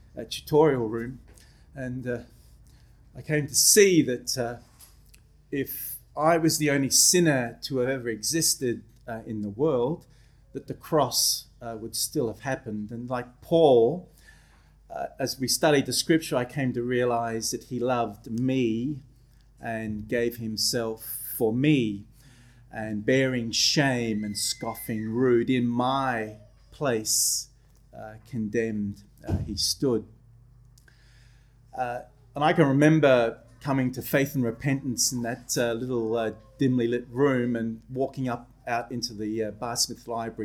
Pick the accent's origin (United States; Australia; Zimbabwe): Australia; Adelaide, South Australia; also born or lived in Belfast, Northern Ireland; I was born in Belfast, Northern Ireland. My parents were what were called 10-pound paddies. We were assistant migrants. We came out to Australia in the early 70s. I grew up in Adelaide